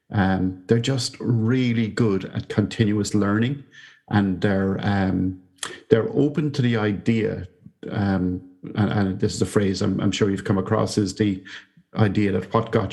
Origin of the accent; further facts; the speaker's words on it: Ireland; moved away as an adult; now in Wellington, New Zealand; I came from Ireland to Victoria University here in Wellington, New Zealand, as an academic in the business school.